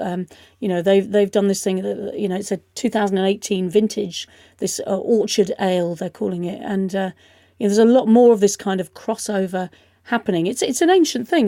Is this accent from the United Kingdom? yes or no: yes; United Kingdom; we can rightly be proud of as British people